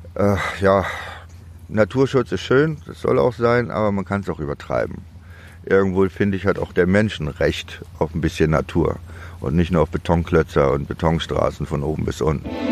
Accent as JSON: {"language": "German", "town": "Demmin", "region": "Mecklenburg-Vorpommern", "country": "Germany", "tie": "born or raised there", "also_born_or_lived": "Chemnitz / Düsseldorf", "moved": "yes", "lives_now": "Berlin, Germany", "said": "geboren in Demmin und aufgewachsen und habe aber 77 äh, MacPom verlassen und bin nach Chemnitz gezogen"}